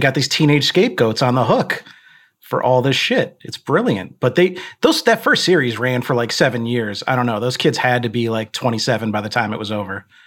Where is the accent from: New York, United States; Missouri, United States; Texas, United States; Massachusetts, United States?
New York, United States; New York City; I grew up in Queens